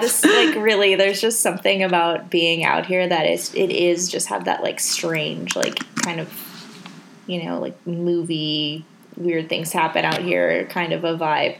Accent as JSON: {"language": "English", "region": "South Dakota", "country": "United States", "tie": "born or raised there", "also_born_or_lived": "Minneapolis", "moved": "yes", "said": "I grew up in South Dakota"}